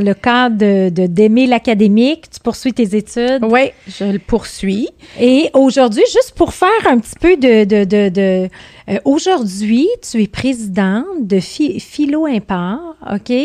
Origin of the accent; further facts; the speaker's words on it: Montreal, Quebec, Canada; je suis née euh, à Montréal